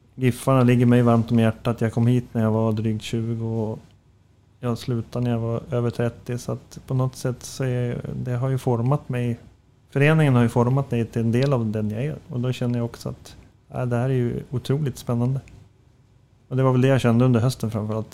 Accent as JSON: {"language": "Swedish", "town": "Floda", "region": "Västra Götaland", "country": "Sweden", "said": "Ja, men, eh, Göteborg och Alingsås, eh, däremellan. Floda heter det"}